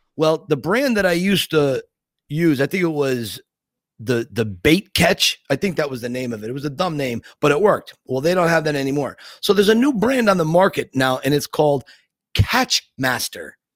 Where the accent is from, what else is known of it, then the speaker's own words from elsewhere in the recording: Scranton, Pennsylvania, United States; Scranton, my hometown